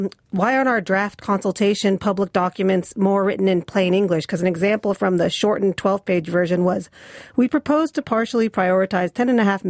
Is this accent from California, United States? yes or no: yes; Long Beach, California, United States; I grew up watching it in Long Beach